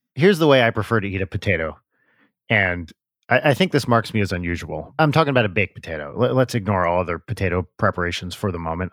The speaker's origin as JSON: {"language": "English", "town": "Pompton Lakes", "region": "New Jersey", "country": "United States", "tie": "born or raised there", "said": "right near where I grew up in Pompton Lakes"}